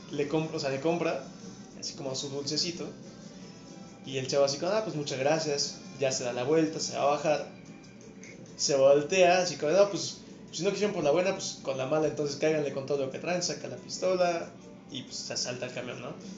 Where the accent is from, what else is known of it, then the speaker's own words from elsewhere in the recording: Mexico; hablando como mexicano